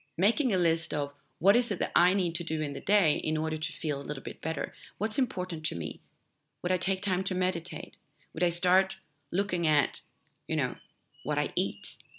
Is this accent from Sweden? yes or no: yes; Sweden; moved away; my home country jumped on the health train many years ago, actually, Sweden